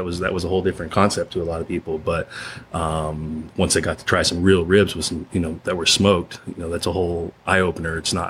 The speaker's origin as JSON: {"language": "English", "town": "Escondido", "region": "California", "country": "United States", "tie": "born or raised there", "said": "I grew up in Escondido."}